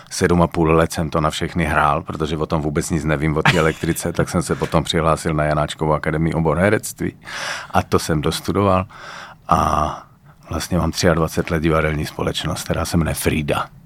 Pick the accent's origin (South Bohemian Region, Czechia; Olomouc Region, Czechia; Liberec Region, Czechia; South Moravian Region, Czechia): South Moravian Region, Czechia; Brno; accent: Brno; moved away as an adult; now in Prague, Czechia; 14 let bydlím v Praze, ale tak, ale můžu mluvit brněnsky